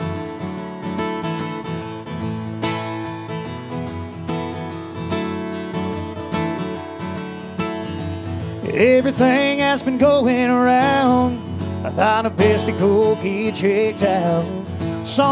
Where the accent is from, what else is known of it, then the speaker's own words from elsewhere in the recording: Southeast Oklahoma, United States; I grew up down in Southeast Oklahoma